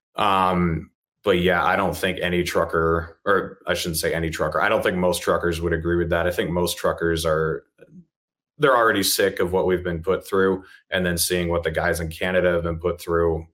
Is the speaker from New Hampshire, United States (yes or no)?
yes; New Hampshire, United States; now in Utah, United States; I was born and raised in New Hampshire